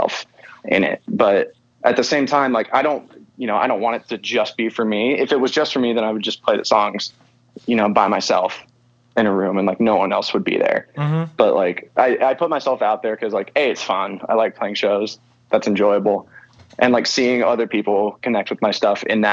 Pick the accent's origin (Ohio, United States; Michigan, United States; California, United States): California, United States; San Jose; my hometown, San Jose, California.